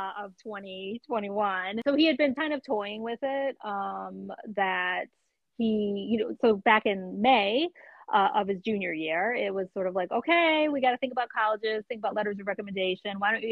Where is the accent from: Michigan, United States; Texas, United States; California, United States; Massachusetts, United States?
Michigan, United States; Detroit; moved away; a friend that I grew up with in Detroit